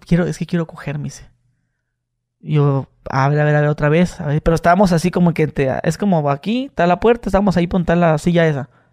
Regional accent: Tijuana, Baja California, Mexico; yo soy acá de, este, de Tijuana

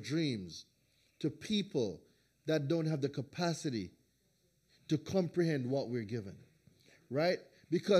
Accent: Jamaica; moved away as an adult; also born or lived in New Hampshire; now in United States; I was born in Jamaica. I am the second of five children.

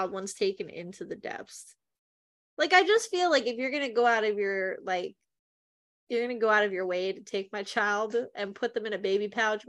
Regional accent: Delaware, United States; So we're from Delaware, just an FYI.

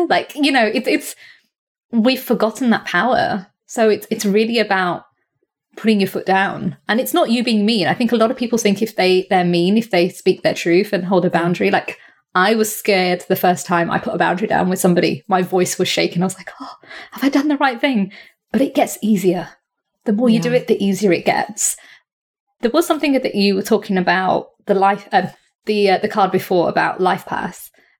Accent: India

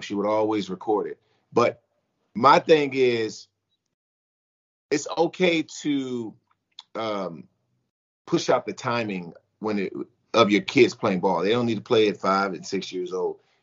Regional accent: United States; I came back to my hometown team, which is the Washington football team.

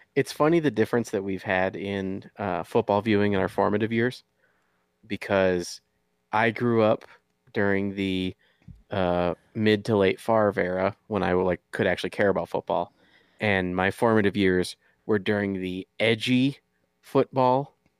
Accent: Michigan, United States; moved away; I'm from Michigan originally

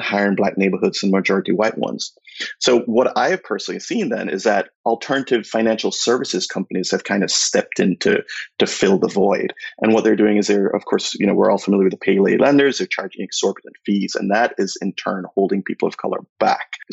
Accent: Jamaica; moved away as an adult; now in United States; I moved here from Jamaica 20 years ago

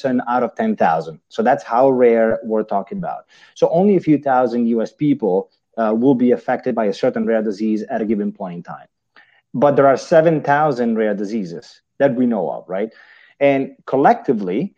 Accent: Italy; accent: Italian; English is a second language; I'm obviously Italian

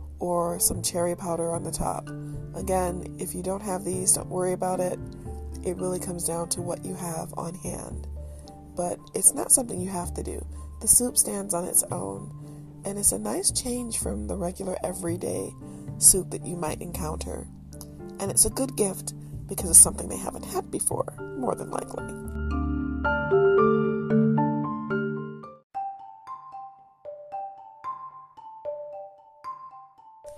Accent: Detroit, Michigan, United States; I am definitely a child of Detroit

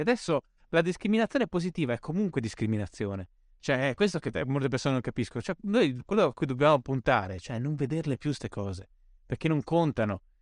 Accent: Bolzano, Trentino-Alto Adige, Italy; sono cresciuto in Alto Adige

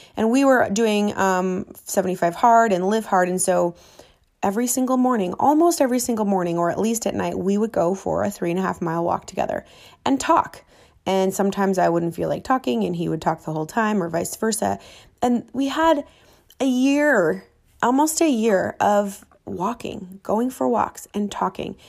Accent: Minneapolis, Minnesota, United States; now in Miami, United States; Growing up, as kids, we, we, you know, my parents didn't have a whole lot. We lived in Minneapolis

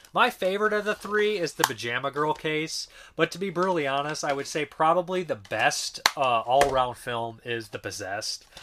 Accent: United States; our country is very violent.

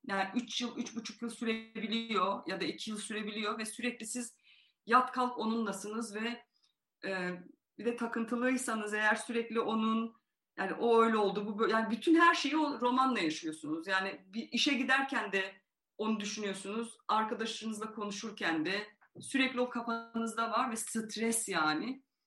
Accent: Van, Turkey; moved away; Yani doğuda büyüdüm, Van'da büyüdüm

